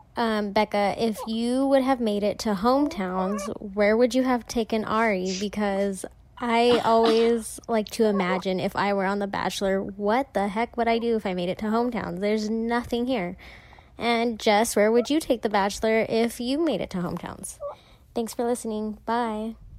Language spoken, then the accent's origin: English; Sanger, California, United States; I'm from Sanger, but it's pretty close to Fresno